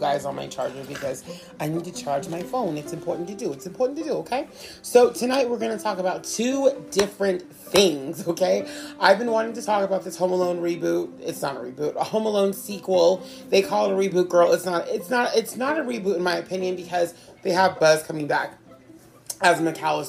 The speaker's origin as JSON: {"language": "English", "country": "United States", "tie": "born or raised there", "said": "my experience is really only here in America, right? I didn't grow up anywhere else"}